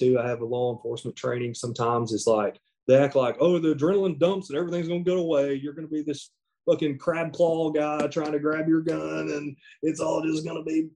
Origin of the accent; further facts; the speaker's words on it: the South, United States; I'm from the South.